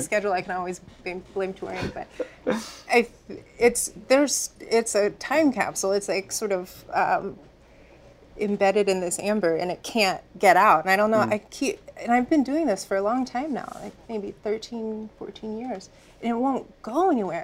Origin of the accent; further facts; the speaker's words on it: Virginia, United States; I grew up in Virginia